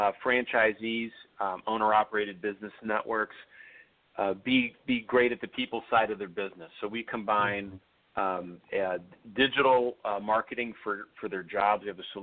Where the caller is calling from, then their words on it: Chicago, Illinois, United States; Chicago, Illinois.